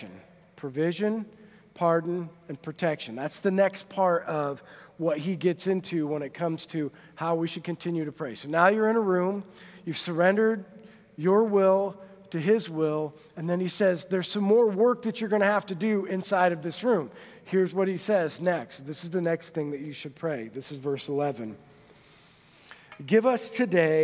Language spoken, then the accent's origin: English; Monroe, United States; moved away as an adult; now in Huntington; We grew up in Monroe. Like, my graduating class was 89 people.